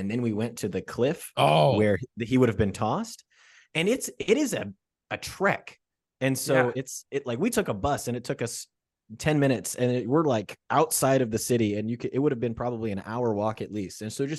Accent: Kansas, United States; I'm from Kansas.

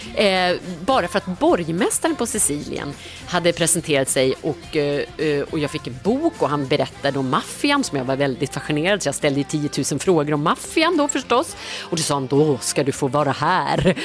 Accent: Norrland, Sweden; jag är ju uppväxt i Norrland

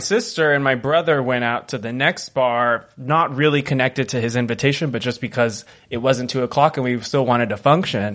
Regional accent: California, United States; I'm a Californian

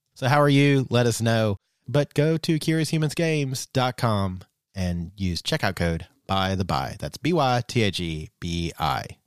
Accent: United States; growing up for you know us in in the early '80s in the U.S

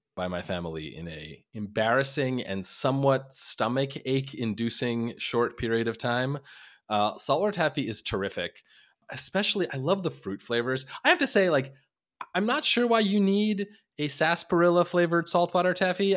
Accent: Long Island, New York, United States; moved away as an adult; now in Minnesota, United States; I grew up on Long Island

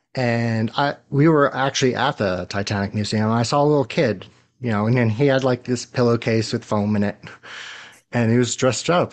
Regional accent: New York, United States; I grew up in New York

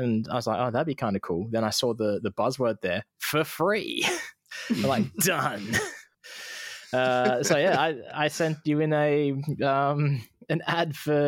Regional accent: Iowa, United States; I'm aware that I am actually from Iowa and not Idaho, like some people.

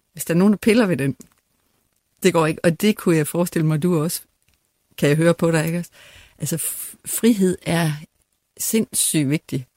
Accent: West Jutland, Central Denmark Region, Denmark; moved away as an adult; also born or lived in Aarhus; jeg kommer langt ud fra Vestjylland

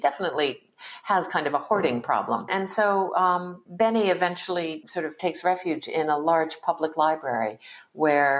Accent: East Coast of the United States, United States; I was born in 1956 in the United States on the East Coast too. And there were not a lot of Asian Americans around in the community that I grew up in.

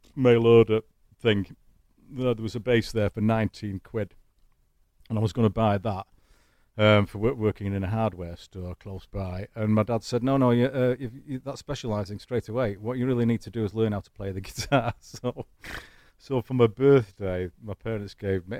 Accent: Manchester, North West England, United Kingdom; accent: Manchester; now in United States; my Manchester accent

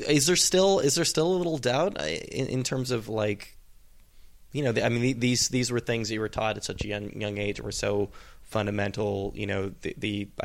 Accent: California, United States; I'm from California, so I didn't interact with a lot of Hasidic Jews.

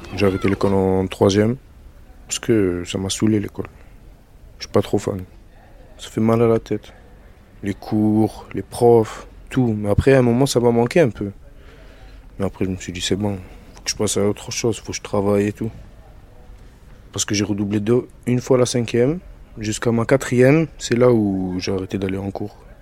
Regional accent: Marseille, Provence-Alpes-Côte d'Azur, France; also born or lived in Algeria; je viens de Marseille et j'ai grandi là-bas. J'ai grandi dans le centre-ville de Marseille

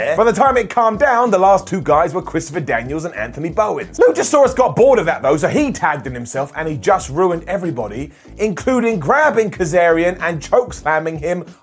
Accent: England, United Kingdom; I am an Englishman, a United Kingdom person

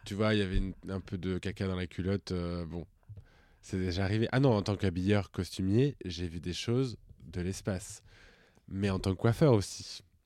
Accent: Puy-de-Dôme, Auvergne-Rhône-Alpes, France; moi, je viens du Puy-de-Dôme.

